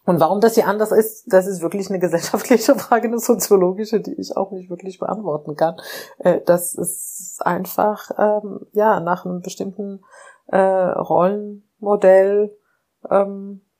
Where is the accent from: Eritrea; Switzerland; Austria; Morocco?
Morocco; now in Germany; ich sage auch oft, ich bin in Marokko aufgewachsen, dort ähm, gibt es diese Sprüche wie hier, ne?